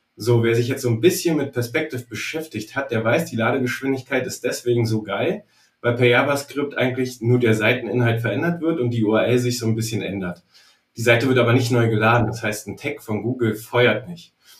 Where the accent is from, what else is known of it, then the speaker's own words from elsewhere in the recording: Berlin, Germany; ich komme übrigens aus Berlin